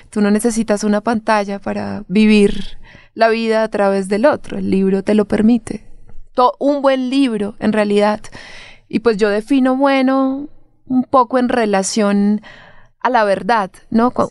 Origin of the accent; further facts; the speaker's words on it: Bogotá, Colombia; moved away; yo venía del lugar de donde vengo, de Colombia, claro está, de Bogotá, pero también de un pueblo muy pequeñito que vivía, pues que vive de los rurales, o sea, un pueblo no rural, que vive de los cultivos, que vive del café, mi papá es carnicero.